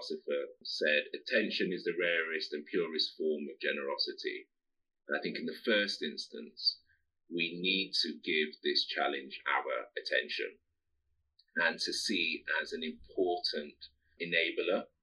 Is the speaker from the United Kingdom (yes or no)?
yes; Midlands, United Kingdom; I'm from the Midlands.